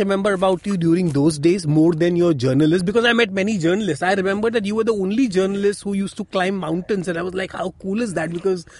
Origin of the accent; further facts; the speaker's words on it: Mumbai, Maharashtra, India; Yeah, we are both born in Chembur.